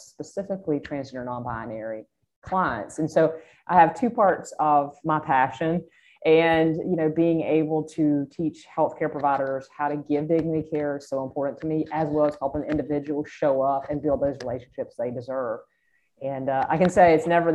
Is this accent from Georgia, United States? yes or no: yes; South Georgia, United States; accent: Georgia; I grew up in South Georgia